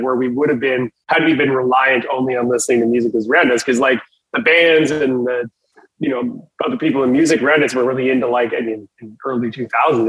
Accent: Southern Saskatchewan, Canada; we're from Southern Saskatchewan is where we're from

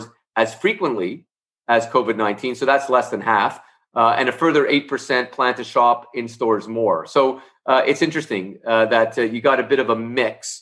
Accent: Canada; also born or lived in Montreal; I'm based in Canada, and as a Canadian

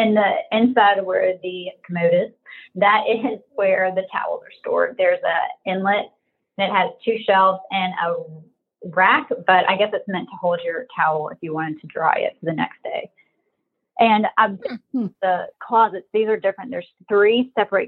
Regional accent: Mobile, Alabama, United States; moved away as an adult; now in Maryland, United States; I'm from Mobile.

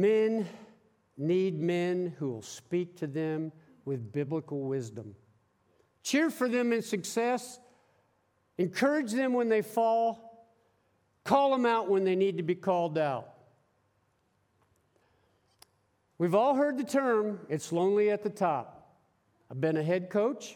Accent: Pennsylvania, United States; moved away as an adult; also born or lived in Kansas; when I was a kid growing up in Pennsylvania, in a blue-collar neighborhood where nobody even knew what college meant. Everybody worked at the steel mills and the cement mills.

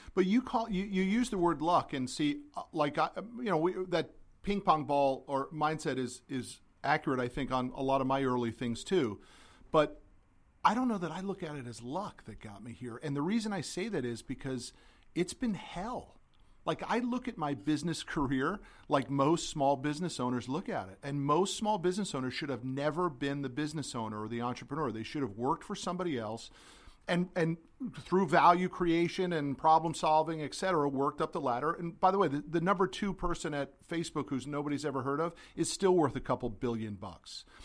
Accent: Connecticut, United States; I'm from Connecticut

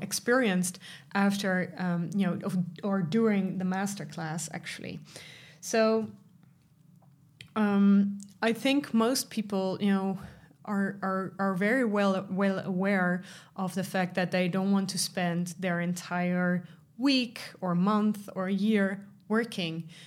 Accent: Netherlands; I'm from the Netherlands

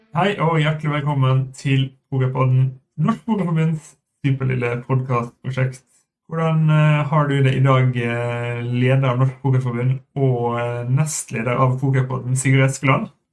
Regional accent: Ålesund, Møre og Romsdal, Norway; moved away; I min hjemby Ålesund

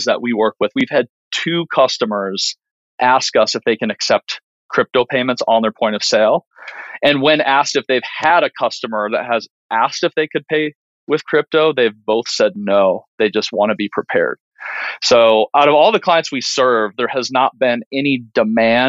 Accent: Minnesota, United States; when I grew up in Minnesota

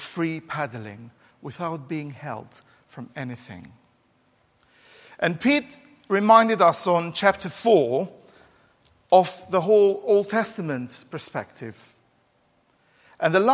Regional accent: Albania; now in England, United Kingdom; growing up in Albania, we didn't have, oh, poor Albanians, we didn't have children's bikes

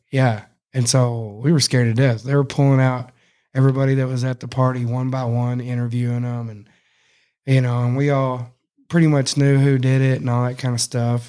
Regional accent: Cross Plains, Texas, United States; I grew up in Cross Plains that one year

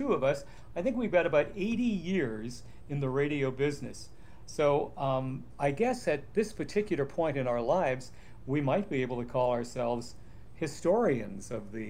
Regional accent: Duluth, Minnesota, United States; Okay, again, I was raised in Duluth, Minnesota

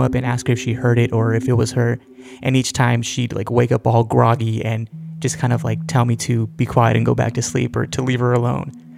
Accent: Central Valley of California, United States; We grew up in the Central Valley of California

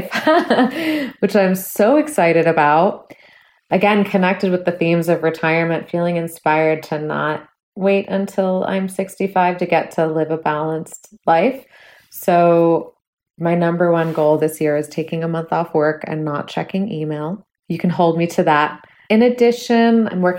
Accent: Bay Area, California, United States; moved away as an adult; now in Minneapolis, United States; I'm from the Bay Area. I've lived there almost my entire life.

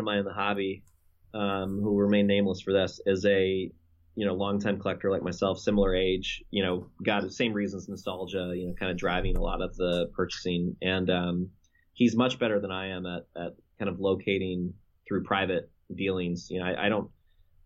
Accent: Houston, Texas, United States; moved away; from my same state where I grew up in Texas

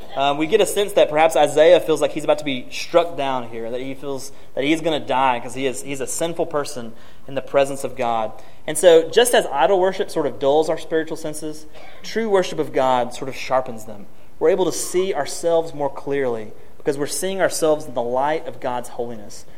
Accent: Martin, Tennessee, United States; moved away; near my hometown of Martin.

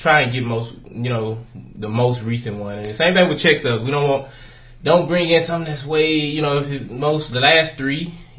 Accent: Galveston, Texas, United States; Galveston, Texas.

